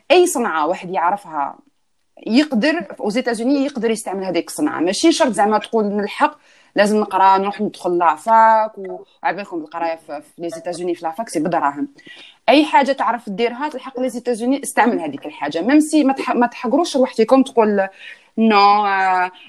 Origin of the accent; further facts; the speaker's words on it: Algeria; moved away; انا كي جيت من الجزائر جبت شويه معايا دراهم رحت باش نفتح ان كونت بونكير هنايا